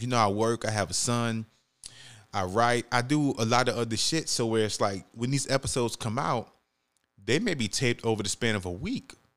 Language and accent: English; New York City, New York, United States; moved away; I'm from the Bronx, New York. I was born and raised